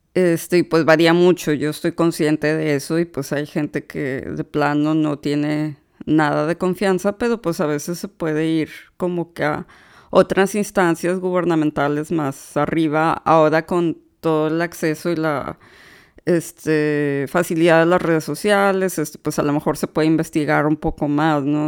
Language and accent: Spanish; Monterrey, Nuevo León, Mexico; now in United States; Yo soy originaria de Monterrey, Nuevo León, aunque actualmente radico en los Estados Unidos